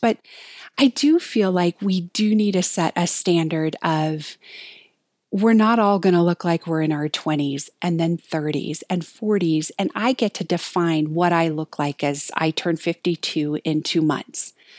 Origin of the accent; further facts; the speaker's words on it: Hawaii, United States; moved away as an adult; also born or lived in Colorado; I was raised in Hawaii. I moved to Colorado to go to college.